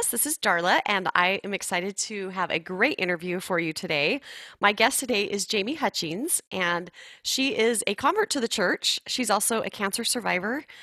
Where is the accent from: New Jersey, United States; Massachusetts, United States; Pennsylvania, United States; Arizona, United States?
Arizona, United States; born there; in Arizona, then I moved away, then I came back. But yes, I love Arizona.